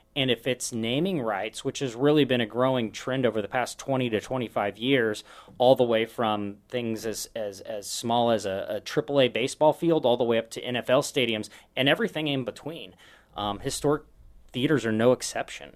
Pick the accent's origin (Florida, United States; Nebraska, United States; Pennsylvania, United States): Nebraska, United States; Omaha; also born or lived in San Francisco Bay Area / Dallas; now in Sioux Falls, United States; I grew up in Omaha